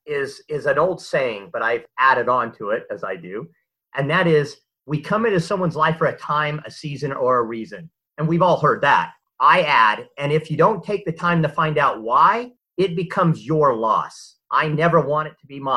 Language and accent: English; Southern California, United States; moved away as an adult; now in Utah, United States; I grew up in Southern California as a Southern California beach boy. I've since been transplanted to Utah and lived here most of my life